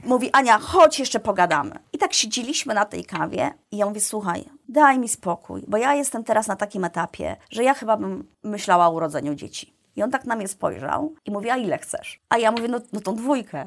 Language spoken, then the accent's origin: Polish; Iława, Warmian-Masurian Voivodeship, Poland; moved away as an adult; also born or lived in Toruń; Ja jestem z mniejszego miasta, pochodzę z Iławy.